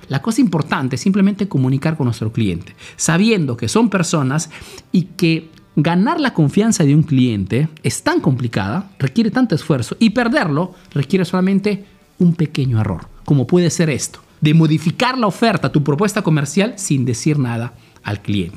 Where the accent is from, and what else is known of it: Peru; now in Italy